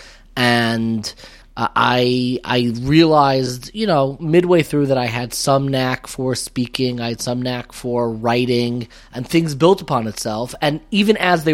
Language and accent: English; Five Towns, New York, United States; I grew up in the Five Towns before it was the Five Towns.